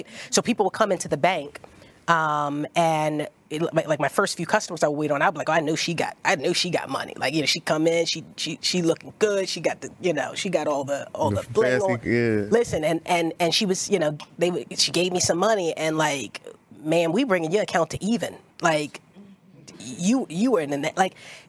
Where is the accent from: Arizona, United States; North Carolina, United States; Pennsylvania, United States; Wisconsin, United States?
Pennsylvania, United States; Philadelphia; I'm from South Philly